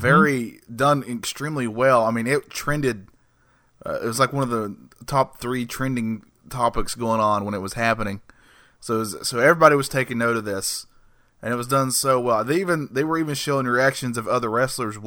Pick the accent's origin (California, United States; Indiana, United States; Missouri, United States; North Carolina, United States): North Carolina, United States; I'm from North Carolina